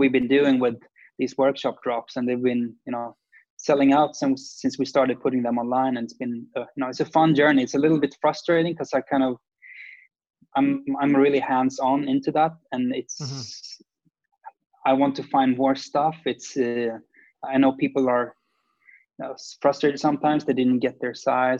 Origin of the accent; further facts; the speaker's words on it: Sweden; I mean, we're grown up in a smaller city, or like, I don't know, the 10th biggest city in Sweden, which is, Bayou Ormesh is a very small town.